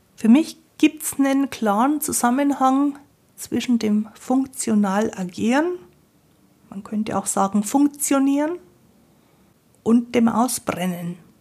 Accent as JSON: {"language": "German", "region": "Bavaria", "country": "Germany", "said": "Ich bin ja aus Bayern, bei uns sagt man Grüß Gott."}